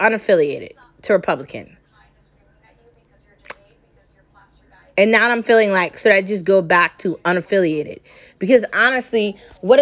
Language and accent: English; United States; I'm American